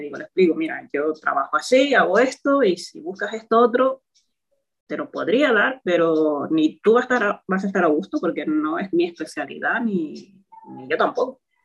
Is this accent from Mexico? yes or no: no; Toledo, Castilla-La Mancha, Spain; moved away as an adult; now in Gran Canaria, Spain; soy de Toledo, estudié allí en la UCLM y bueno, actualmente vivo en Gran Canaria desde hace 5 años